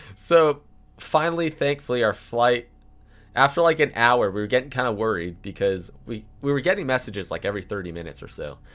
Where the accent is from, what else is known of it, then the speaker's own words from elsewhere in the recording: California, United States; I'm from California.